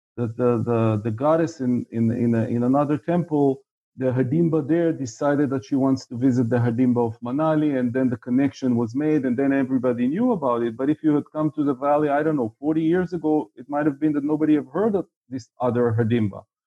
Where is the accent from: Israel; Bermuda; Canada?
Israel; I'm from Israel, uh, as you can figure out by the fact that I'm uh, in Tel Aviv right now, uh, and was for the most of my life.